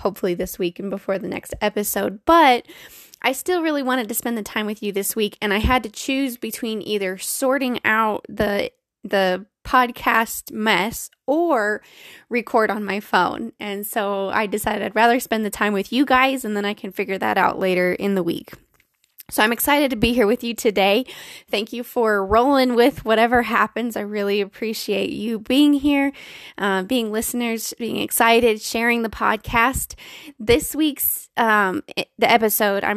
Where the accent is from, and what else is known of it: Colorado, United States; born or raised there